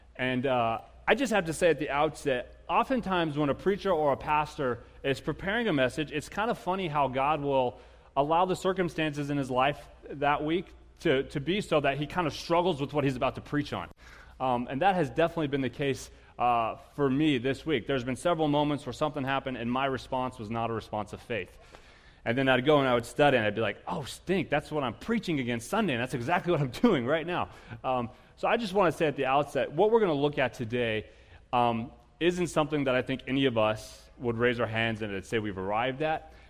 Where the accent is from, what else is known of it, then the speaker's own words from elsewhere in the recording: United States; as American Christians